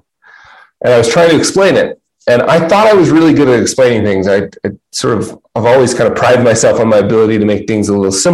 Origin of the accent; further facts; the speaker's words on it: Utah, United States; I'm from Utah